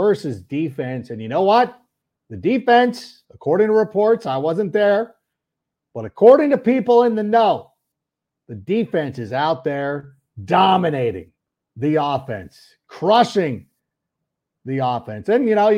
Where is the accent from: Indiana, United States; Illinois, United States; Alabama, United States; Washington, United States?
Illinois, United States; Park Ridge; now in California, United States; I was born in the Lutheran Hospital over there in Park Ridge